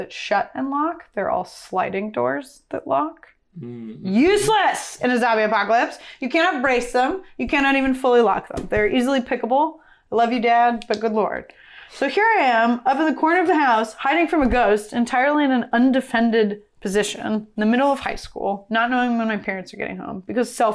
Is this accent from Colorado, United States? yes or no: no; Columbia River Gorge, Washington, United States; I grew up in the Columbia River Gorge in Washington State